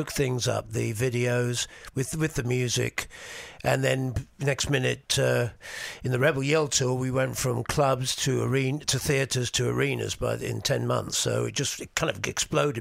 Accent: England, United Kingdom; born or raised there; also born or lived in New York, United States

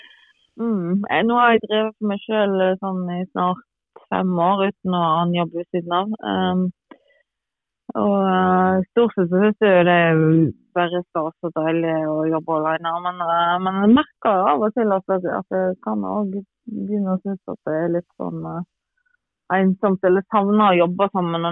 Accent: Granvin, Vestland, Norway; now in Bærum, Norway; regner meg jo absolutt som gravenser

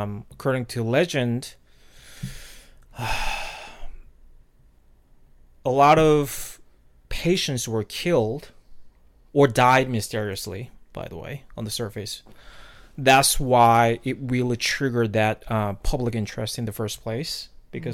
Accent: South Korea; moved away; I'm originally from South Korea

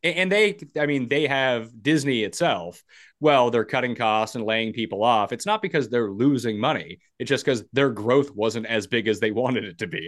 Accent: Canada; being a Canadian

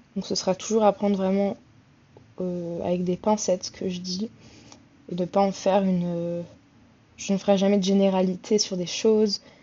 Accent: Le Havre, Normandy, France; now in Paris, France; je vis sur Paris, je suis d'originaire du Havre en Normandie

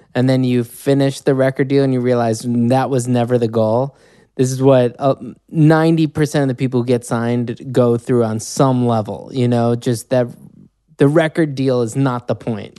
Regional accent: Chicago, Illinois, United States; moved away; I grew up in Chicago

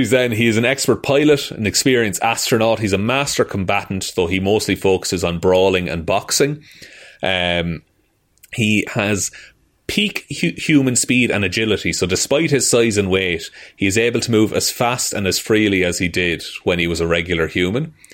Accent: Ireland; As two Irish men

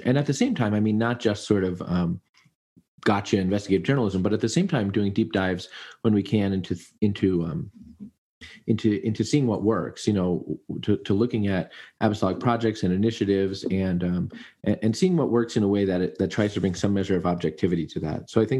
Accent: United States; I guess I'm just American.

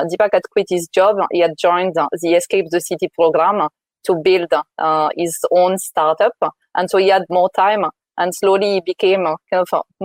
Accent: France; moved away as an adult; now in United Kingdom; I'm originally from France.

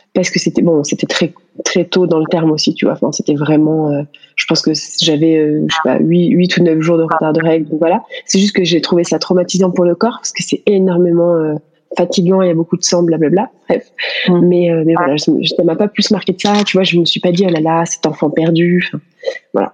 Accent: France; moved away as an adult; also born or lived in Paris; now in United States; on est français tous les deux

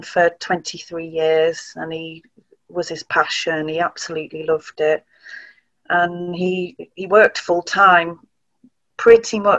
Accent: Tarporley, North West England, United Kingdom; So we grew up in Cheshire in a village called Tarpley

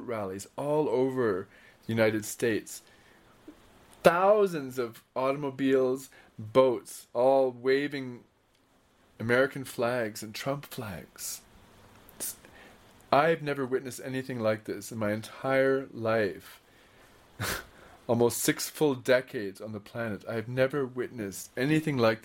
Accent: Canada; moved away; Growing up in Canada

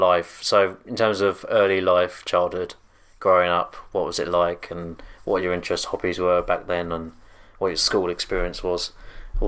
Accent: Redhill, South East England, United Kingdom; December 1984 at Red Hill Hospital

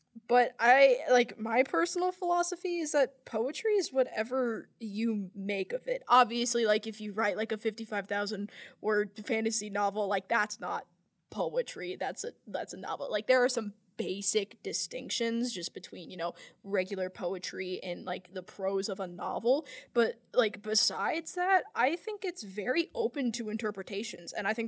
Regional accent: England, United Kingdom; I'm English.

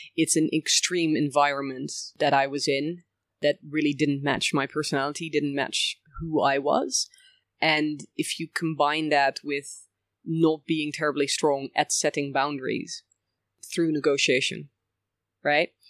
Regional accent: Bussum, North Holland, Netherlands; also born or lived in village near Rotterdam, Netherlands; we moved when I was about five years old to another place in the Netherlands, um, Bussum to be precise, near Amsterdam.

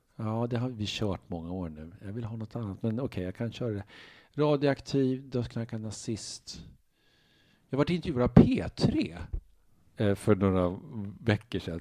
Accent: Uppsala, Uppsala County, Sweden; moved away as an adult; now in Stockholm, Sweden; jag är från Norby, Uppsala, sådana villaområden, bättre bemedlade

